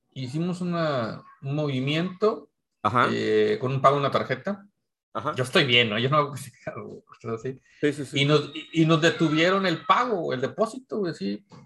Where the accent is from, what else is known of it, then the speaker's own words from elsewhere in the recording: Mexico; que soy mexicano, white mexicano